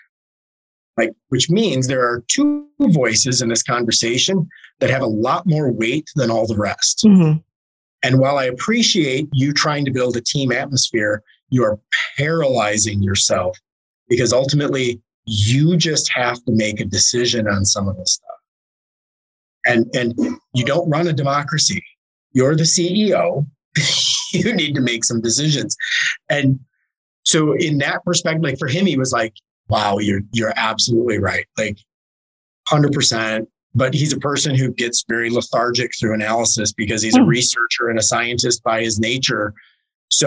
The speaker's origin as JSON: {"language": "English", "town": "Detroit", "region": "Michigan", "country": "United States", "said": "I'm from Michigan, I'm from the Detroit area"}